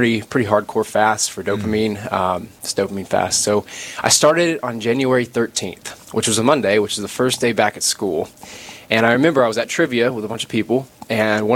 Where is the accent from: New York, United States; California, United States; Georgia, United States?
Georgia, United States; Athens; moved away as an adult; now in Brookings, United States; I'm from Athens, Georgia. Home of the Bulldogs